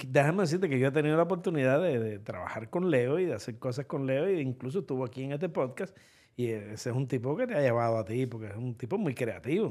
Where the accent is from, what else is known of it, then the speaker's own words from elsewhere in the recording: Cuba; now in United States; los cubanos